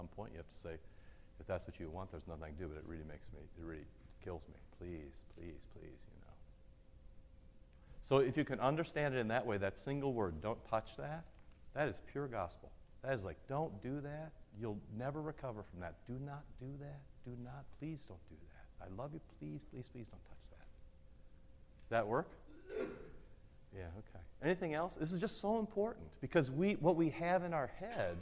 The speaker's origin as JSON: {"language": "English", "region": "Iowa", "country": "United States", "tie": "born or raised there", "said": "I moved into the city in fifth grade, so I was pre-fifth grade. But, you know, I grew up in Iowa"}